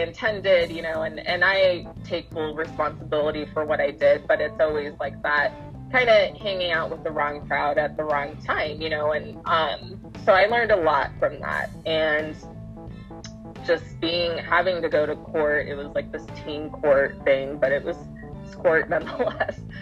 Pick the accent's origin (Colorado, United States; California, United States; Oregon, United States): Colorado, United States; Colorado Springs; now in Denver, United States; I grew up in Colorado Springs, Colorado, and now I live in Denver